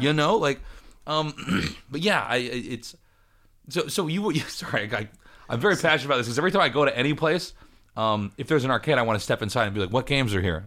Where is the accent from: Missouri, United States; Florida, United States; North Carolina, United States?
Missouri, United States; Kansas City; I'm from Kansas City, but even in Kansas City, there was, like, maybe three or four arcades